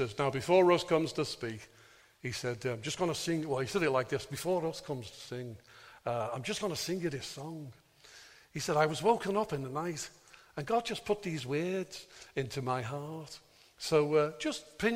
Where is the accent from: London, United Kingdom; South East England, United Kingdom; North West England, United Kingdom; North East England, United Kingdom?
North West England, United Kingdom; Birkenhead; moved away; whenever I used to go home to preach in my hometown of Birkenhead